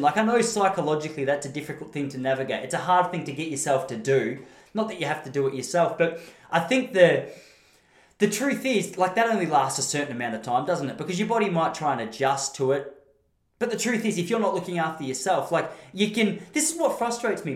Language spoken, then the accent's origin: English; Australia; I'm an Aussie.